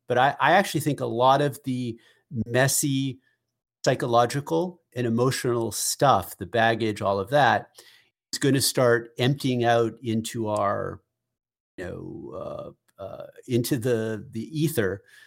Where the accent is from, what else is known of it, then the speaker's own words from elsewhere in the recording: Peabody, Massachusetts, United States; moved to to West Peabody, where you and I grew up